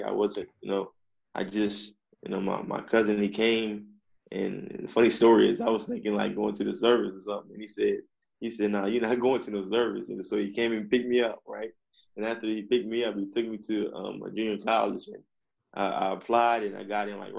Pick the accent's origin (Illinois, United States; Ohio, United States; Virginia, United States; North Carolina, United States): Virginia, United States; Eastern Shore of; I'm from Virginia. I'm from the Eastern Shore of Virginia